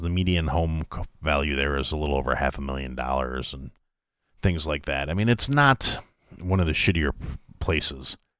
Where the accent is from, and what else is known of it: United States